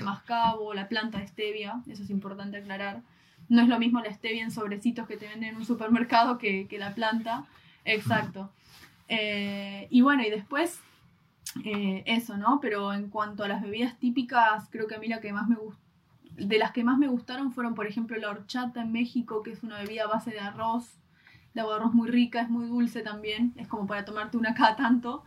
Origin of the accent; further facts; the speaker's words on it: Argentina; como los argentinos lo conocemos